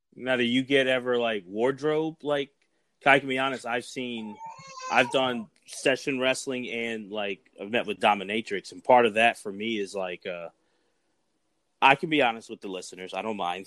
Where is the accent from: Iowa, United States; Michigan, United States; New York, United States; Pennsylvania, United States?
Pennsylvania, United States; Philadelphia; growing up in Philly